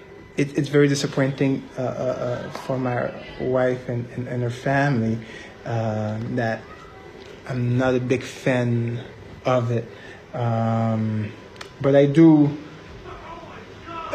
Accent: Montreal, Quebec, Canada; now in United States; I'm from Montreal, but from Haitian parents

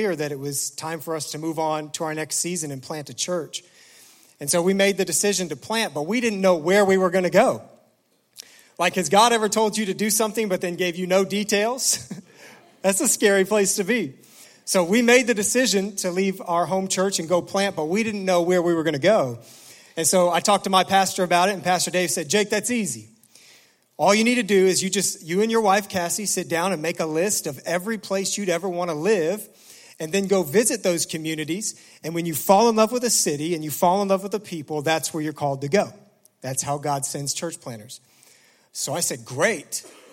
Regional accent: Indianapolis, Indiana, United States; moved away as an adult; also born or lived in Noblesville, Indiana; now in Detroit, United States; my wife and I were born and raised in Indianapolis. I mean, this is our hometown.

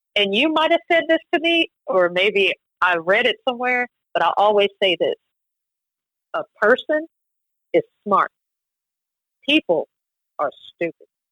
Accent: College Station, Texas, United States; College Station, Texas

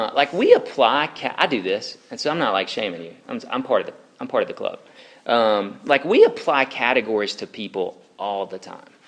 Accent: the South, United States; Racism is still kicking, guys, in the South. Uh, I still have racists around my hometown.

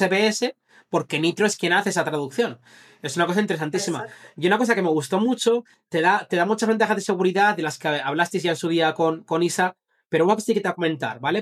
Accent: Zaragoza, Aragon, Spain; moved away; also born or lived in Madrid; yo, vine de Zaragoza y vine a Madrid

